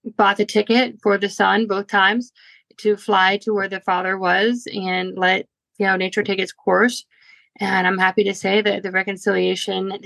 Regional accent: Orlando, Florida, United States; moved away as an adult; also born or lived in Portland, Oregon; now in Nashville, United States; I was born and raised in Orlando, Florida

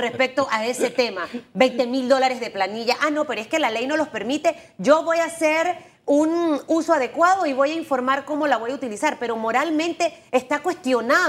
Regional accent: Panama

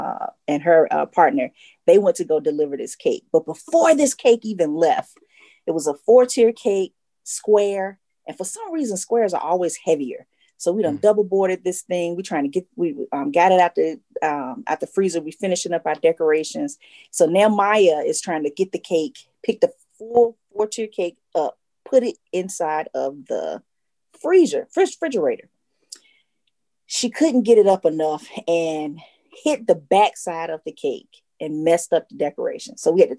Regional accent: Atlanta, Georgia, United States; a peach. I'm a Georgia peach.

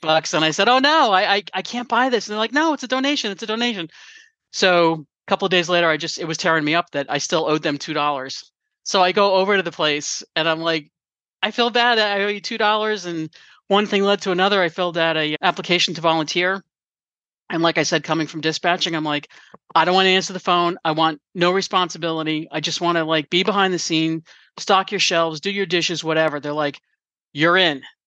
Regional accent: Valley Cottage, New York, United States; we grew up together in New York in a little tiny town called Valley Cottage

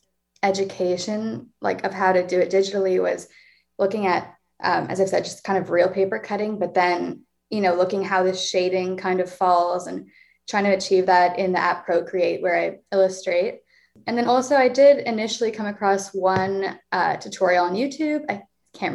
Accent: Toronto, Ontario, Canada; moved away as an adult; now in Montreal, Canada; I am 22, I'm from Toronto

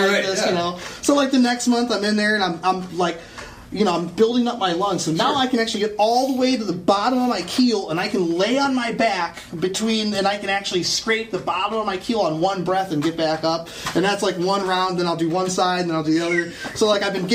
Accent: Cleveland, Ohio, United States; moved away; I'm from Cleveland

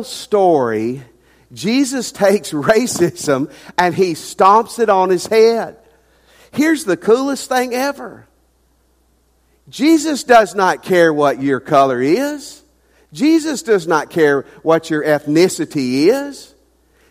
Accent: the South, United States; now in Ruston, United States; I grew up in the South. I've been in the South my whole life

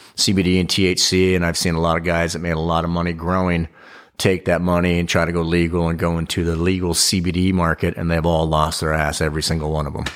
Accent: Big Bear Lake, California, United States; also born or lived in Orange County, California; I grew up in Big Bear Lake, but I moved down to Orange County when I was, uh, early in my teens, and then I went back up to Big Bear Lake

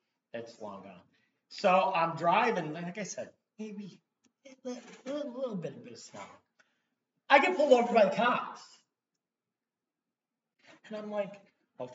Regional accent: Buffalo, New York, United States; moved away; I'm from Buffalo, New York.

